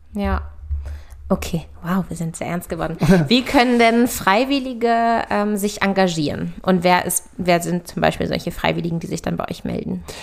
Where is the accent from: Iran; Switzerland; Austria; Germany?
Germany; Hanover, Lower Saxony; moved away; Freundin von mir aus meiner Heimat, die jetzt sozusagen ganz, ganz frisch in unsere Mädelsrunde aufgenommen wird und das erste weibliche Nachkommen von uns zu Hause von meinen Hannover Girls ist